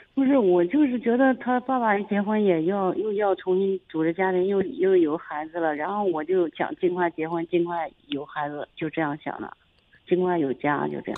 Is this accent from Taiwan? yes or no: no; Zhengzhou, Henan, China; 我郑州市的呀